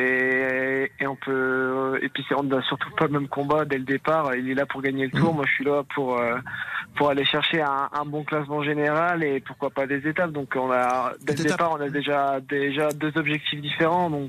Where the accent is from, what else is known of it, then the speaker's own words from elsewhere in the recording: Brittany, France; même si en tant que bon breton et puis en breton, les conditions climatiques ne m'ont pas forcément dérangé